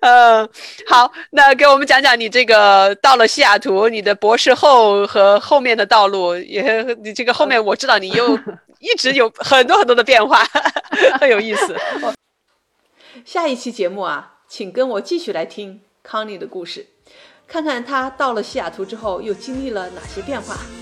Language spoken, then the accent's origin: Chinese; China; moved away as an adult; also born or lived in Worcester, Massachusetts; now in United States; 在中国，咱们在城市长大的